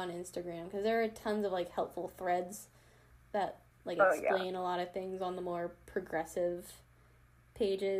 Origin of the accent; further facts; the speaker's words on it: Wellesley, Massachusetts, United States; my hometown in Wellesley, Mass